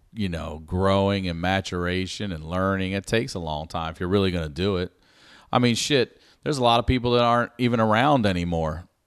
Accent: Baltimore, Maryland, United States; I'm from Baltimore

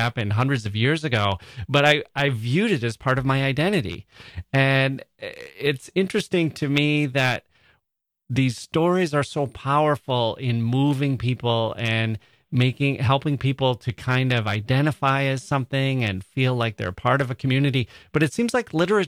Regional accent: United States

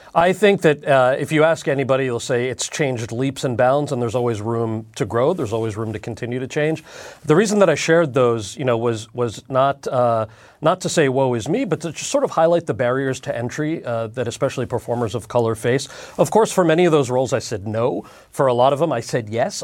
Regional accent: New Jersey, United States; I'm from New Jersey and we speak really good English.

